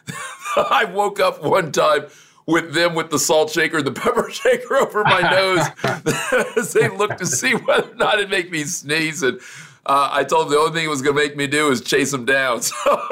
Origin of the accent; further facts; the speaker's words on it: Homestead, Florida, United States; I grew up in Miami, Florida, or actually the outskirts of Miami, Florida, a little place called Homestead